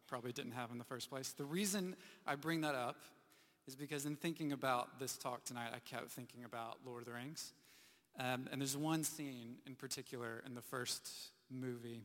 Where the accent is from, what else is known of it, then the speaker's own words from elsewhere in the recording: United States; moved away; growing up in the U.S., living through some hurricanes